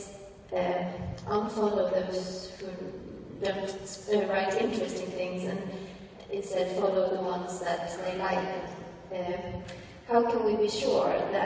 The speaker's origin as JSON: {"language": "English", "country": "Sweden", "said": "I'm from Sweden"}